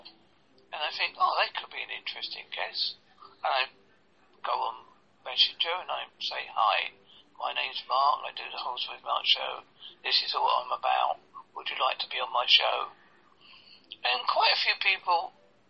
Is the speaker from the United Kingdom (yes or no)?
yes; Southend-on-Sea, East of England, United Kingdom; also born or lived in Holsworthy, Devon; now in Devon, United Kingdom; I'm originally from Southend-on-Sea, Essex